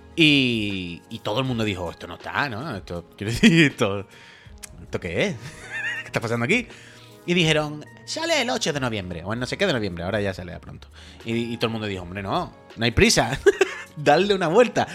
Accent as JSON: {"language": "Spanish", "region": "Andalusia", "country": "Spain", "tie": "born or raised there", "accent": "Andalusian"}